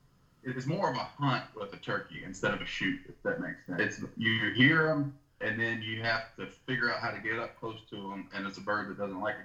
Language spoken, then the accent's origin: English; Canada; most of us red-blooded Canadians